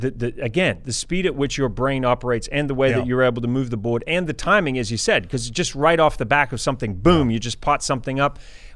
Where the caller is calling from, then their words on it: Los Angeles, California, United States; And, you know, I'm calling from the other coast, right? Yeah. I'm calling from Los Angeles.